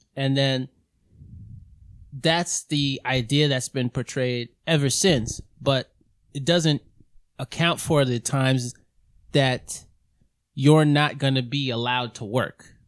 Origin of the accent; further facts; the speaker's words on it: New York City, New York, United States; I was growing up in Queens.